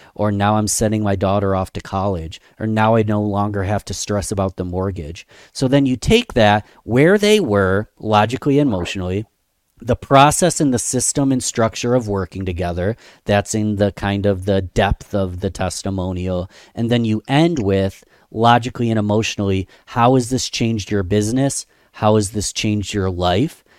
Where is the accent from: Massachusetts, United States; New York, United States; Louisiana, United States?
New York, United States; Rochester; small business owners in my hometown